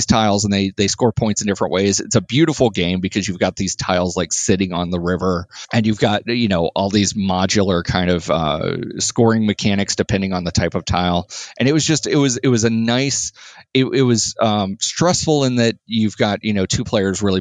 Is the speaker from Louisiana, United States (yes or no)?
no; Florida, United States; also born or lived in New York; now in Indianapolis, United States; I grew up in Florida, lived in New York.